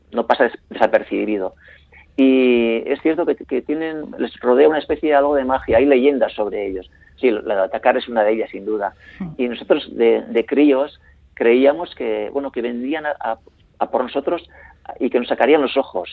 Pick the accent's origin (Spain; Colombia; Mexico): Spain; la zona del vidaso donde yo nací